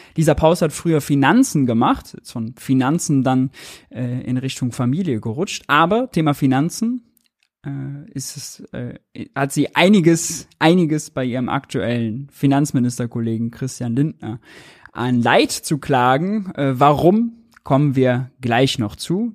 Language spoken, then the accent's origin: German; Rhineland, Germany; accent: Rhineland slang; Karneval im Rheinland, da wo ich herkomme und Viele merken es ja meiner Stimme, meinem Slang immer wieder